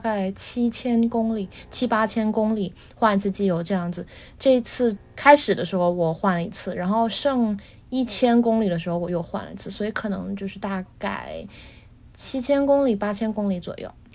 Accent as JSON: {"language": "Chinese", "country": "China", "tie": "born or raised there", "moved": "yes", "lives_now": "Boston, United States", "said": "我虽然是在中国长大的"}